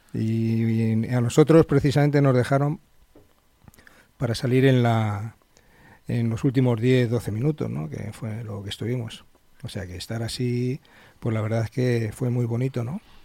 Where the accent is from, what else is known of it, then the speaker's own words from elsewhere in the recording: Madrid, Community of Madrid, Spain; also born or lived in Alcalá de Henares; now in Majadahonda, Spain; soy de Madrid